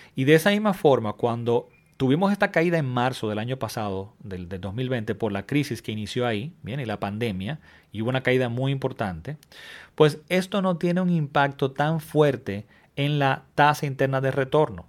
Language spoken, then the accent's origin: Spanish; Dominican Republic; mi país. En República Dominicana